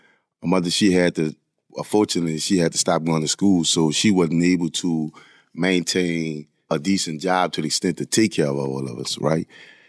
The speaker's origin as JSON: {"language": "English", "region": "Louisiana", "country": "United States", "tie": "born or raised there", "said": "I was the elder of five other siblings. My mother had six children. I mean, we grew up poor in a poor neighborhood."}